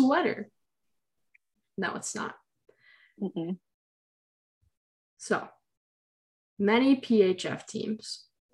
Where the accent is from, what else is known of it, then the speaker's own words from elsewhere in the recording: Bolingbrook, Illinois, United States; also born or lived in Naperville, Illinois; I'm from Bolingbrook, so I moved 10 minutes away from my house to go to freaking Neuqua Valley High School